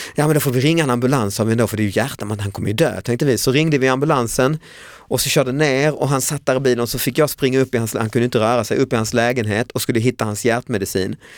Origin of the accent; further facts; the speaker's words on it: Lund, Skåne, Sweden; i min hemstad Lund